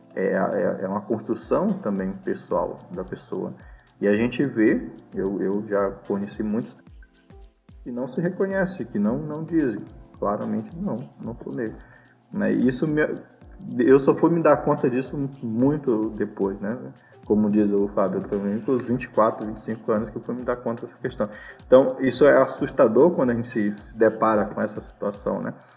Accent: Maranhão, Brazil; eu também sou dessa região, sou maranhense

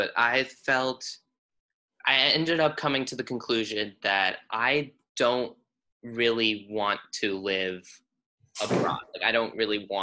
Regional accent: Dallas, Texas, United States; I'm from Texas, so I got like a little place in my heart always for that. But I'm from Dallas

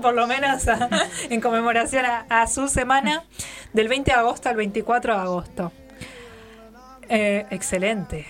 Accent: Neuquén, Argentina; esa es la flor provincial nuestra

